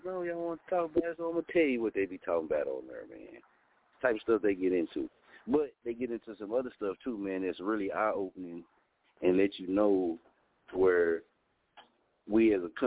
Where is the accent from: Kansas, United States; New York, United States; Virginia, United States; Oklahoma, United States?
Oklahoma, United States; I'm from Oklahoma